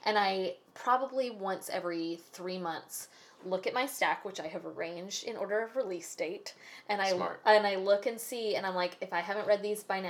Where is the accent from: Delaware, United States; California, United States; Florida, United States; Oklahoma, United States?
Florida, United States; Tallahassee; I grew up in Tallahassee going to branch libraries